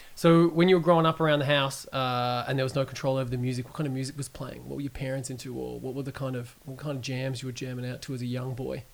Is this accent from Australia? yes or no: yes; Geelong, Victoria, Australia; I'm from Geelong